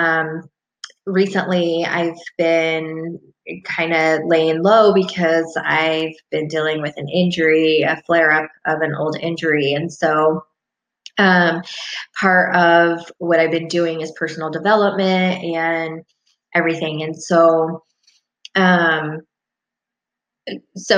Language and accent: English; Albany, Oregon, United States; I am from Albany, Oregon